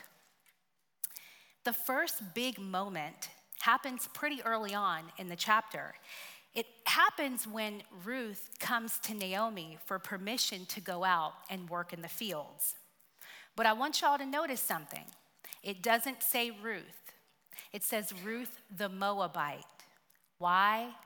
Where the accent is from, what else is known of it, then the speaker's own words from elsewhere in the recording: Tuskegee, Alabama, United States; moved away; I am from Tuskegee, Alabama.